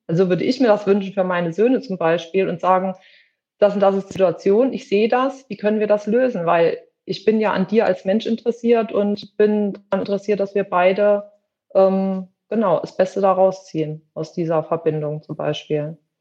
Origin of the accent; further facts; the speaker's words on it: western Germany, Germany; moved away; also born or lived in between Leipzig and Halle, eastern Germany; ich wohne in der Nähe von zwischen Leipzig und Halle, also im Osten Deutschlands, komme aber ursprünglich aus dem Westen, bin aber mittlerweile schon sehr lange hier